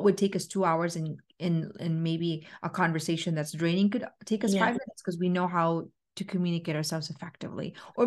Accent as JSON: {"language": "English", "country": "Philippines", "said": "I am Filipino"}